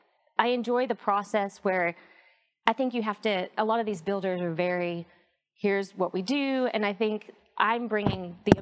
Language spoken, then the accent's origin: English; England, United Kingdom; now in United States; I grew up in England, so I've kind of got a unique background in terms of my dad was in the oil industry, so we moved from England to the U.S.